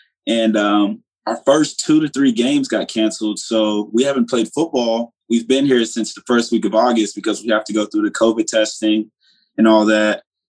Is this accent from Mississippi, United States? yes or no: yes; Hollandale, Mississippi, United States; Originally, I'm from Hollandale, Mississippi. Okay. My family moved here. You know, Hollandale, Mississippi is not, it's not a place you want your kids to grow up at.